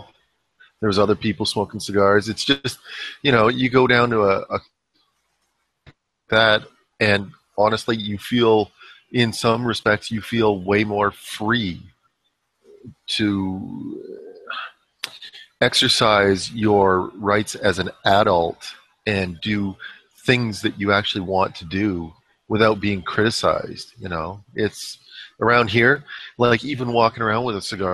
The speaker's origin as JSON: {"language": "English", "country": "Canada", "said": "as a Canadian"}